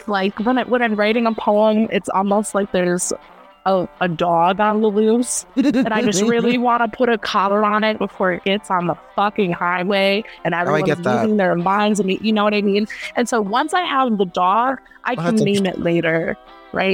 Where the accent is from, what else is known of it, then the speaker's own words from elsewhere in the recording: Hartford, Connecticut, United States; we're both from Hartford, Connecticut